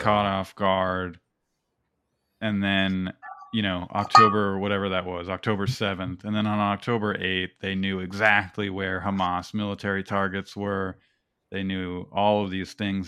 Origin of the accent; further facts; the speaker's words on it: United States; we're all American